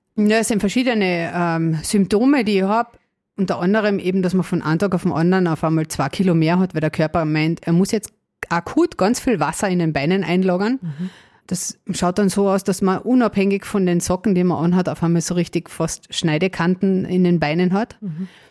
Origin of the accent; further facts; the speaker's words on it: Carinthia, Austria; Wie man wahrscheinlich unschwer hören kann, komme ich aus Kärnten. ähm, ja, bin auch dort geboren